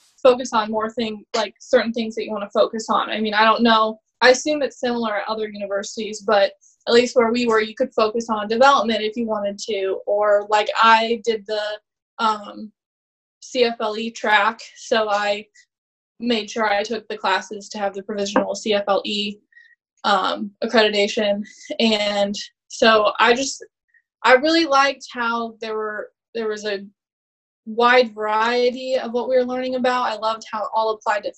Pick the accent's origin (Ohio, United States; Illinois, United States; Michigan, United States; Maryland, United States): Illinois, United States; Bloomington; moved away as an adult; now in Virginia, United States; I am from Bloomington, Illinois. I born and raised there, right where ISU is